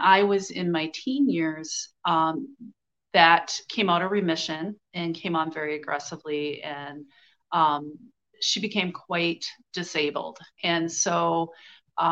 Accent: United States; I grew up white in America

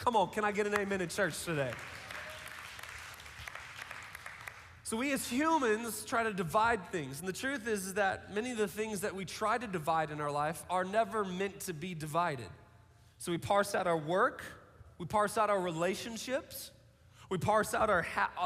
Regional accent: Seattle, Washington, United States; I grew up in Seattle, so like the prerequisite to be a Seattle kid was to play like rock music and drink Starbucks

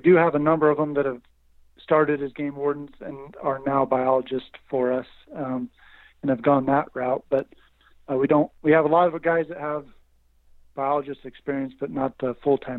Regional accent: Layton, Utah, United States; I was born and raised in Davis County, Utah, Layton specifically

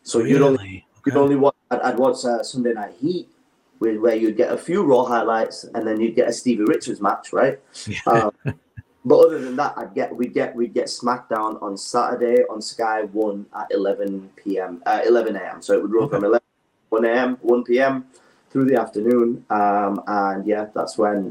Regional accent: Pakistan; now in United Kingdom; I was born in Pakistan. I'm originally Pakistani, so I'm dual national

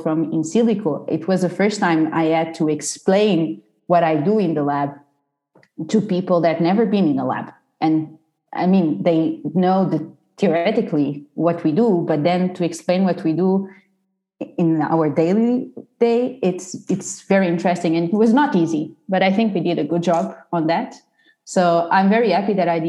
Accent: Portugal; moved away as an adult; I'm from Portugal. So I did the bachelor and the master in Portugal

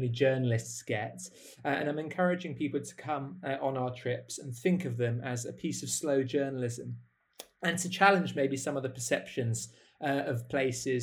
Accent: United Kingdom; I'm from the United Kingdom

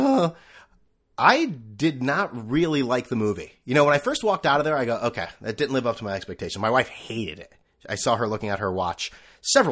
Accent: Connecticut, United States; moved away; I'm originally from Connecticut

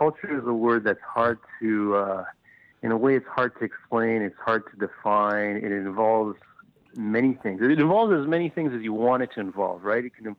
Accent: Vancouver, British Columbia, Canada; Definitely. Churchill was probably at least 80% Chinese, not even just Asian.

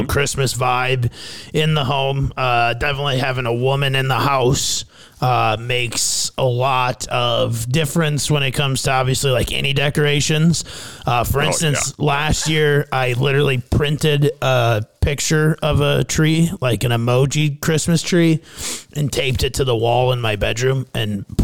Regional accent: Fairmont, Minnesota, United States; moved away; my hometown of Fairmont, Minnesota

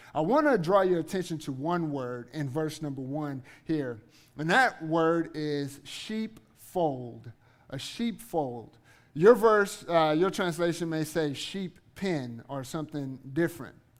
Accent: Eunice, Louisiana, United States; also born or lived in Guthrie, Oklahoma / Kansas; now in Oklahoma City, United States; I am originally from Southwest Louisiana, uh, a little town called Eunice.

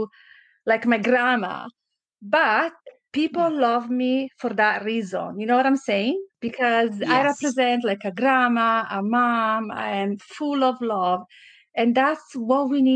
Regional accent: Valtellina, near Lake Como, Lombardy, Italy; English is a second language; moved away as an adult; also born or lived in Naples, Italy; now in Canada; I was born in Naples in South Italy, but I grew up by Como Lake in North Italy in a valley called Valtellina, a very small town

